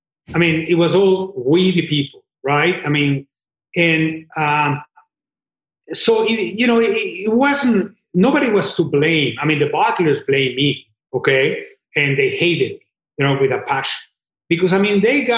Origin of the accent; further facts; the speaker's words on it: Mexico; moved away as an adult; I was born in Mexico and I worked in Japan and in Brazil and everywhere else.